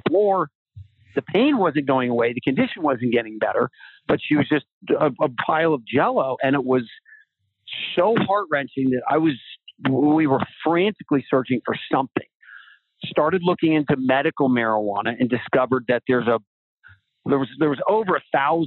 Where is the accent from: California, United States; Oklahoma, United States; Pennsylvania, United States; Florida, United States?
Florida, United States; I grew up surfing in Florida